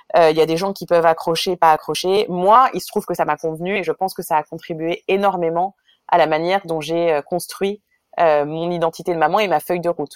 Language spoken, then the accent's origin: French; France; moved away as an adult; also born or lived in Israel; now in New York, United States; j'ai un mari israélien, que je suis française, qu'on vit à New York